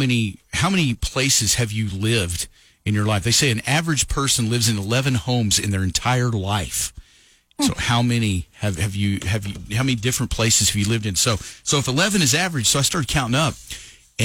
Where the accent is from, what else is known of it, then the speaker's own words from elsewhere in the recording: Lovington, United States; moved away; I lived in Lovington for 20 years growing up there.